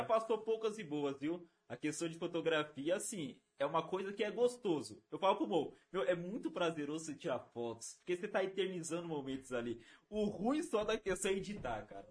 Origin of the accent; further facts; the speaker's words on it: Rio Grande da Serra, São Paulo, Brazil; eu sou de Rio Grande da Serra